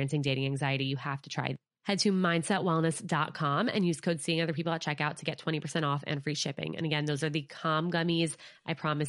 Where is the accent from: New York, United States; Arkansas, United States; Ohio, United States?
New York, United States; Westchester; Alyssa from my hometown in Westchester, New York. We grew up together.